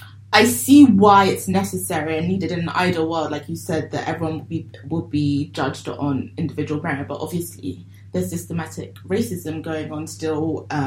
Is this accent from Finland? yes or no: no; Nigeria; obviously me, I'm black, I'm Nigerian.